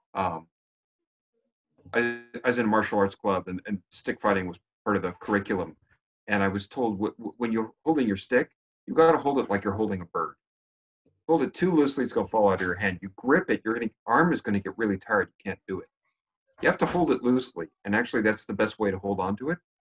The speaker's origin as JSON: {"language": "English", "country": "United States", "tie": "born or raised there", "also_born_or_lived": "Canada / Great Britain", "moved": "yes", "said": "I'm born American, lived in Canada for ten years, spent many years in Great Britain"}